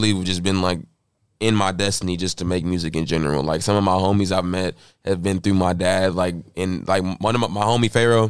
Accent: North Little Rock, Arkansas, United States; moved away; Yeah, so like I said, I'm from Little Rock, from North Little Rock, same thing.

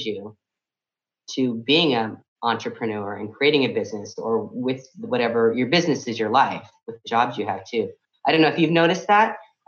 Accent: San Francisco, California, United States; coming up here in San Francisco, my hometown

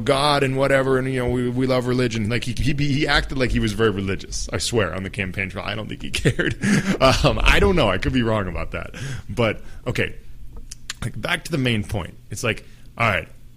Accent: United States; I identify as an American, as someone from the U.S.

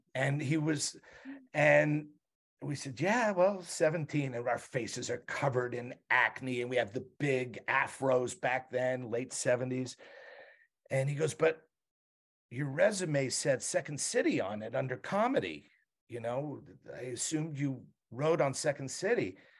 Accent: Montreal, Quebec, Canada; moved away; I grew up in Montreal.

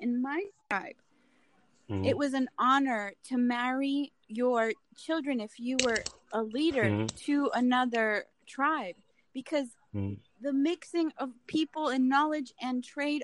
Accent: Colombia; born or raised there

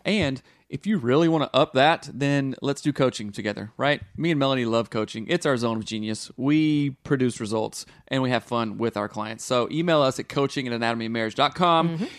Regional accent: the South, United States; growing up in the South

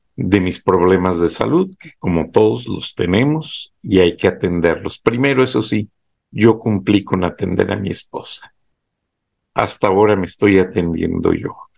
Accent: Acámbaro, Guanajuato, Mexico; moved away as an adult; also born or lived in Monterrey; natal Acámbaro, Guanajuato

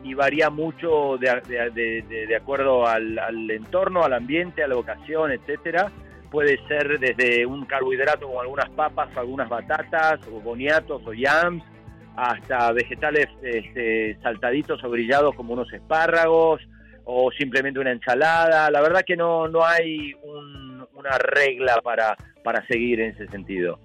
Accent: Argentina; como buen argentino

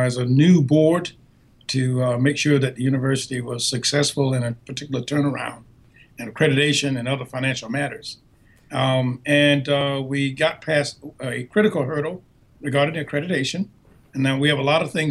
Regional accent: Quincy, Florida, United States; now in South Carolina, United States; grew up in a small town called Quincy, Florida

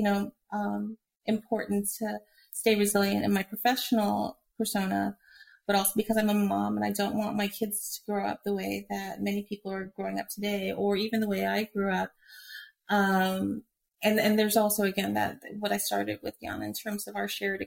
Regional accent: Hawaii, United States; moved away; I grew up in Hawaii

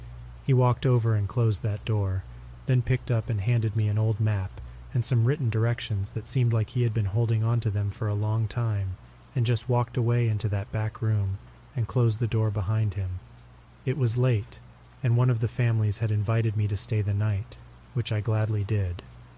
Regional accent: Arizona, United States; Growing up in Arizona, myths and legends are a part of life.

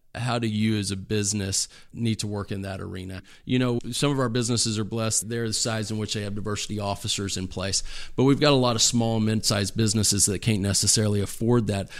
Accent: Dallas, Texas, United States; moved away; my hometown in the Dallas area

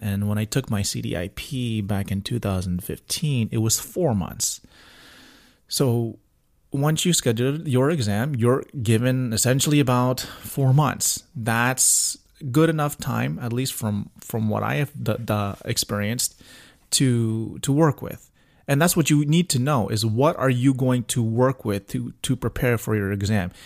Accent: Miami, Florida, United States; moved away; come back to my hometown of Miami

